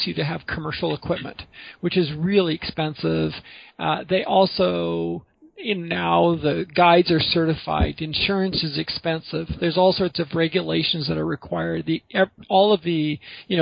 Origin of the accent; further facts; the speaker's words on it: Vancouver, British Columbia, Canada; I grew up in Vancouver